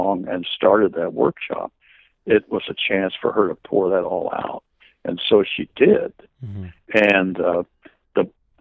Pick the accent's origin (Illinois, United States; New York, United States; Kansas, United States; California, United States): Kansas, United States; Manhattan; my hometown in Kansas, Manhattan, Kansas